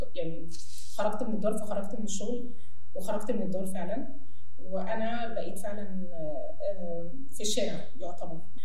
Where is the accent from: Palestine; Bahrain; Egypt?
Egypt; احنا عايشين في مجتمع شرقي واحنا مصريين